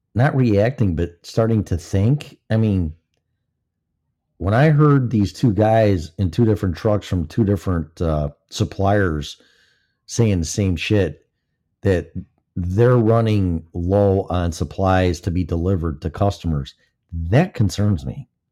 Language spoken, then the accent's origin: English; Illinois, United States; moved away; also born or lived in Colorado; This is my home state